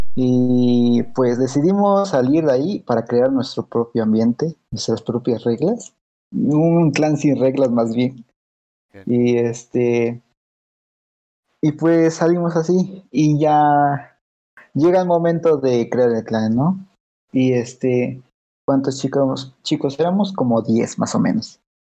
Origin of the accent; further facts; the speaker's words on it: Mexico; Estamos de México